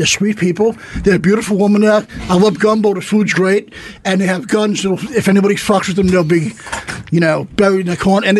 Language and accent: English; New York, United States; because I'm from New York, really.